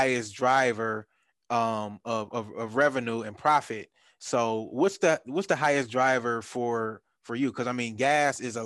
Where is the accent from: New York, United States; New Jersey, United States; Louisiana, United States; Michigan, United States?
Michigan, United States; Detroit; now in Atlanta, United States; in Detroit, where I grew up at, we don't have large gas stations like